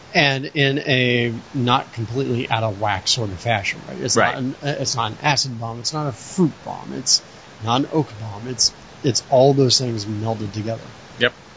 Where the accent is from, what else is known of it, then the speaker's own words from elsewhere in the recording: Florida, United States; moved away; I grew up in Florida with humidity